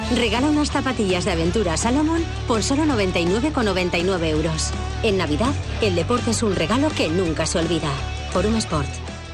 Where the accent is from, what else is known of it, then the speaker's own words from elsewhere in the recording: Asturias, Spain; nuestra identidad como asturianos y asturianas